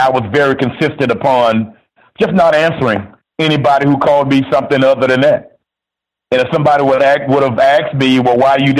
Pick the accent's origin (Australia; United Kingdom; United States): United States; Miami, Florida; I'm from Miami